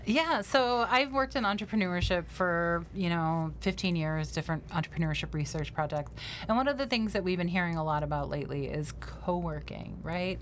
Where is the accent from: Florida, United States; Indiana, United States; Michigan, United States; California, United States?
Michigan, United States; Detroit; now in Cleveland, United States; I'm originally from the Detroit area